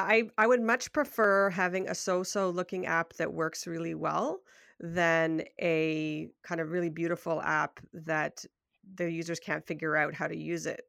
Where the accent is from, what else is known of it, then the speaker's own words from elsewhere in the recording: Toronto, Ontario, Canada; I'm from Toronto, Ontario, Canada